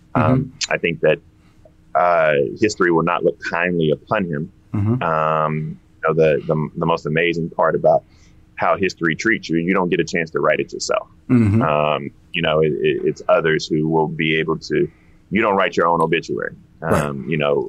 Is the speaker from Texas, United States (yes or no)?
no; Denmark, South Carolina, United States; So, you know, I'm from Denmark.